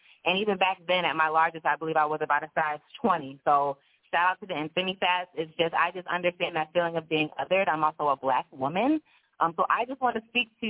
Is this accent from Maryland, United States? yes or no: yes; Maryland, United States; also born or lived in Baltimore, Maryland; now in Los Angeles, United States; I'm from the East Coast. I'm from Maryland